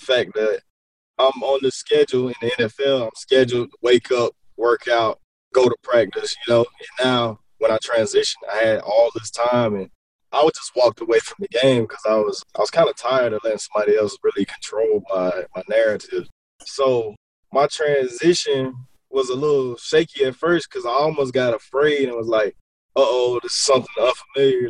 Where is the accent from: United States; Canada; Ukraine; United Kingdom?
United States; Columbia, South Carolina; moved away as an adult; also born or lived in Kentucky; I am originally from Columbia, South Carolina, born and raised